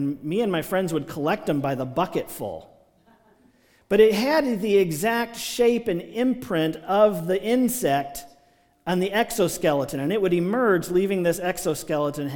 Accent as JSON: {"language": "English", "region": "Maryland", "country": "United States", "tie": "born or raised there", "moved": "yes", "said": "when I was a kid growing up in Maryland"}